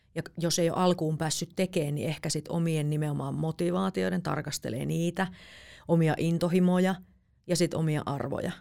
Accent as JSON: {"language": "Finnish", "town": "Jyväskylä", "region": "Central Finland", "country": "Finland", "tie": "born or raised there", "moved": "yes", "lives_now": "Helsinki, Finland", "said": "mä oon kasvanut Keski-Suomessa"}